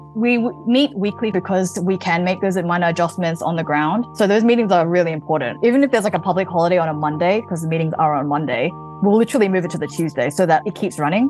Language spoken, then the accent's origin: English; Melbourne, Victoria, Australia; moved away as an adult; also born or lived in New York / Hawaii; now in Los Angeles, United States; I'm originally from Melbourne, Australia, but I moved to the U S in two thousand and thirteen